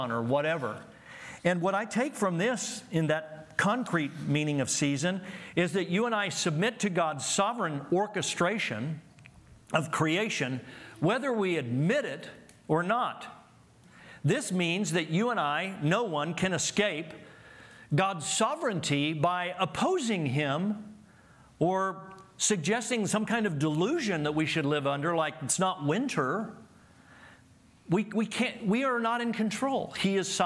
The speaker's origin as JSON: {"language": "English", "town": "Oklahoma City", "region": "Oklahoma", "country": "United States", "tie": "born or raised there", "said": "I grew up in Oklahoma City."}